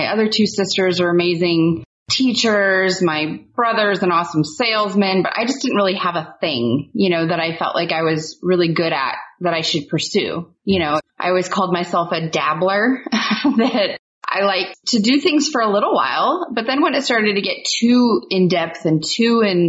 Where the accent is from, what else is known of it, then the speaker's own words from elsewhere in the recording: Central Valley of California near Fresno, United States; moved away as an adult; also born or lived in Portland, Oregon; I grew up in the Central Valley of California near Fresno